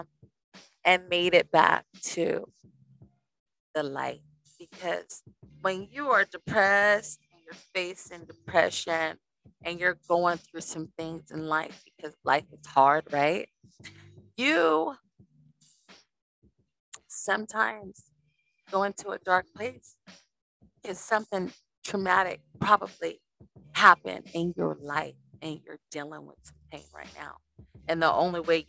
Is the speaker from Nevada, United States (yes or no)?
yes; Las Vegas, Nevada, United States; I grew up in Las Vegas, Nevada